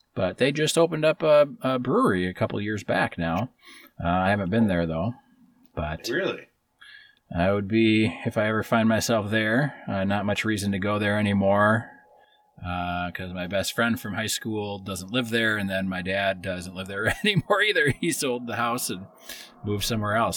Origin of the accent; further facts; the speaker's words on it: Wisconsin, United States; my hometown in Wisconsin um, was so small.